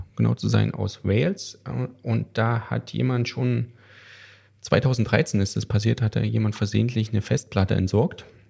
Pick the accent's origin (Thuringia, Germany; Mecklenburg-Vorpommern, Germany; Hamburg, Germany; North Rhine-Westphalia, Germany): Thuringia, Germany; Ich komme aus den sogenannten neuen Bundesländern, die ja mittlerweile gar nicht mehr so neu sind. Aus Thüringen, um genau zu sein.